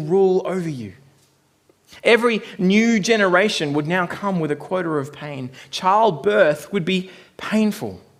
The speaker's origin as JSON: {"language": "English", "country": "Australia", "tie": "born or raised there", "moved": "yes", "lives_now": "New Zealand", "said": "growing up in Australia"}